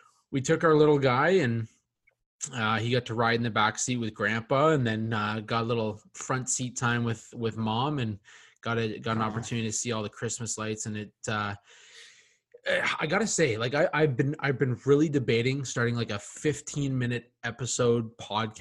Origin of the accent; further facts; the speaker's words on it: Canada; also born or lived in London, Ontario; us being Canadian